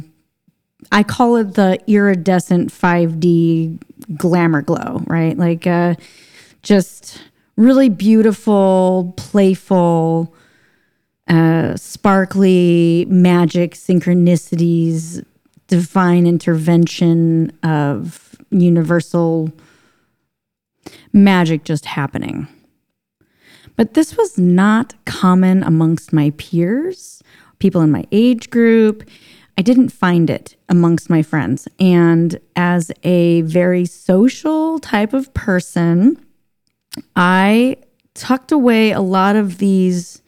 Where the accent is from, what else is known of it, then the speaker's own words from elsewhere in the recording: St. Louis, Missouri, United States; moved away as an adult; also born or lived in Hawaii; I grew up in St. Louis, Missouri, but it was out in the rural parts